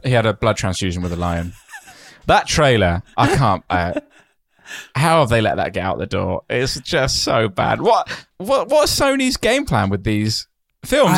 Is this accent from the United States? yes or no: no; United Kingdom; I'm very British